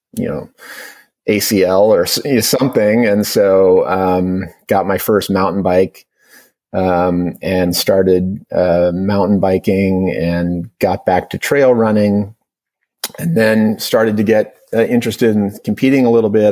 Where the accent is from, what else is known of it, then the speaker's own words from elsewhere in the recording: Portland, Oregon, United States; also born or lived in Bay Area, California; now in Marin County, United States; I grew up in primarily in Portland, Oregon. Um, uh, I had a brief uh, five years in the Bay Area, um, uh, but but primarily in in Portland